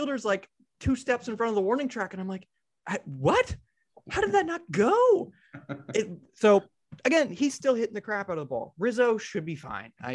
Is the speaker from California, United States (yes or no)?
yes; Northern California, United States; I grew up in Northern California